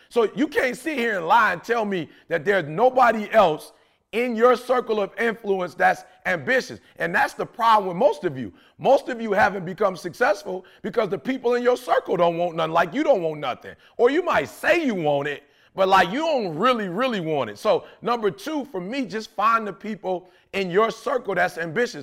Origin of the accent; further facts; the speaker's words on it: Detroit, Michigan, United States; I'm from Detroit